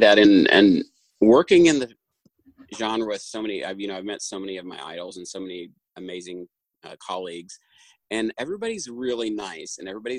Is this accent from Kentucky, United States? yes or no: yes; Jackson, Kentucky, United States; I grew up in Eastern Kentucky